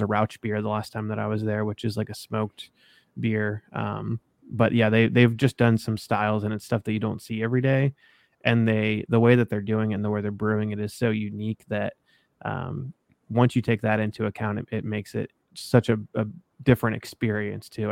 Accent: Columbus, Ohio, United States; I'm from Columbus originally

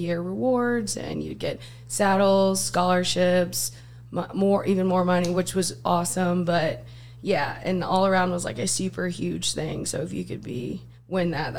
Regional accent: Westphalia, Missouri, United States; moved away; also born or lived in Jefferson City, Missouri; I originally, though, grew up in a town just outside of Jeff. It's called Westphalia, Missouri.

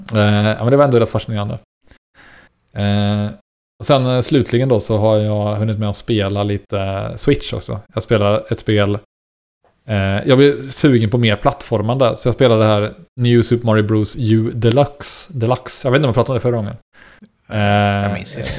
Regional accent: Istrum, Skaraborg, Västra Götaland, Sweden; som jag har vuxit upp i Iström och gått i skola i Axvall och Varnhem, uh nej förlåt, Axvall och Skara

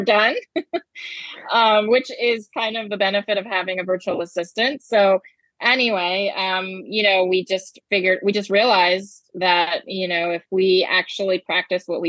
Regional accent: Ohio, United States; moved away as an adult; now in Decatur, United States; I'm from the Midwest as well. We have similar upbringings, but yeah, from the Midwest, from Ohio

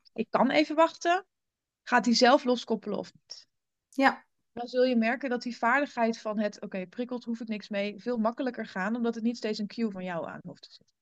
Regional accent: German border area, Gelderland, Netherlands; also born or lived in Rotterdam; ik ben opgegroeid in het Duitse gebied. In de, ik woon in de Achterhoek.

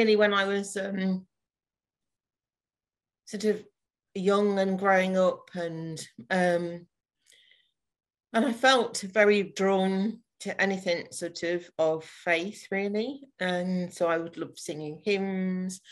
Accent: North Nottinghamshire, East Midlands, United Kingdom; moved away as an adult; also born or lived in Fleet, Hampshire; now in Bracknell, United Kingdom; I'm originally from North Nottinghamshire and then moved down to Fleet in Hampshire for just over 4 years before finally moving during the first lockdown to Berkshire, to Bracknell

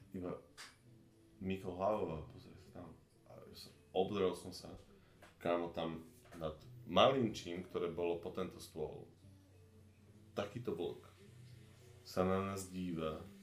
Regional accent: central Slovakia, Slovakia; my sme z, zo Sredného Slovenska

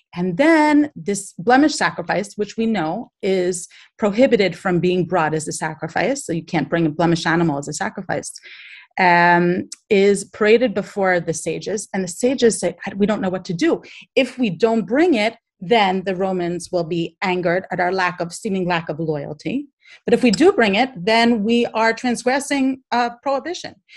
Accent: Baltimore, Maryland, United States; I'm from Baltimore in America

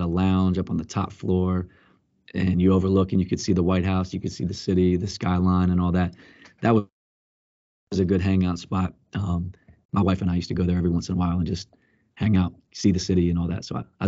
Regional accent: Pennsylvania, United States; also born or lived in Columbia; I was born in Pennsylvania, spent a lot of time growing up, and my dad wanted me to play baseball. I played it for a little bit, and then when we moved to Columbia, I got into basketball.

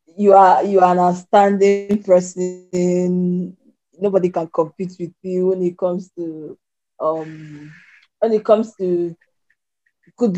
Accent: Anambra, Nigeria; now in Port Harcourt, Nigeria; So I'm from Anambra State. Currently, I'm staying in Port Harcourt.

